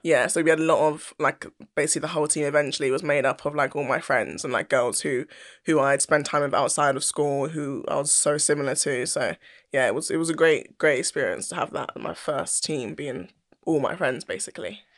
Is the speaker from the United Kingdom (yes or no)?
yes; London, United Kingdom; moved away as an adult; I loved growing up in South London